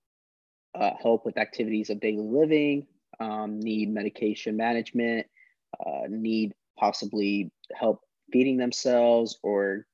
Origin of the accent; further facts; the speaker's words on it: Springfield, Missouri, United States; also born or lived in California; I was born in California, but was grown and raised there in Springfield, Missouri for 15 years